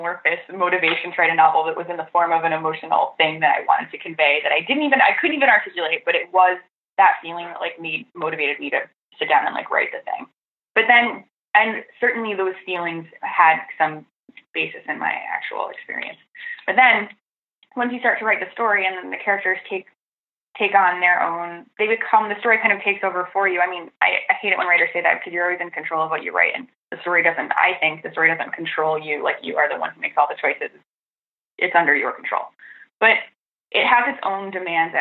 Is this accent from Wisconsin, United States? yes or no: no; Petoskey, Michigan, United States; I grew up in Northern Michigan, sort of in the Petoskey area.